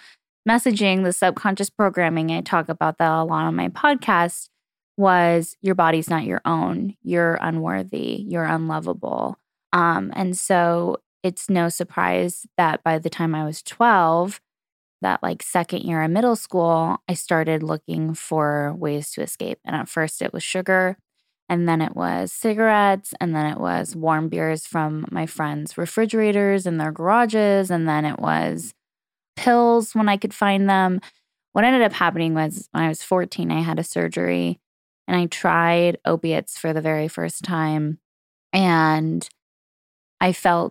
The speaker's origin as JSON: {"language": "English", "region": "California", "country": "United States", "tie": "born or raised there", "said": "So for me, I grew up in Southern California, and it was really an interesting time in the 90s."}